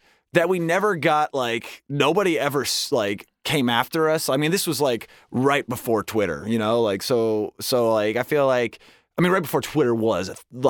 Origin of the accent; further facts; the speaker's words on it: Westchester, New York, United States; I'm from Westchester, okay?